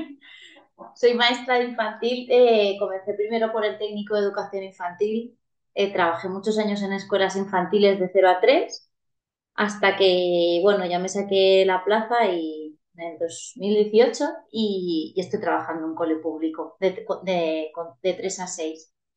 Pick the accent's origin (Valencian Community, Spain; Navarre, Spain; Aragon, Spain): Valencian Community, Spain; soy una chica valenciana, muy valenciana.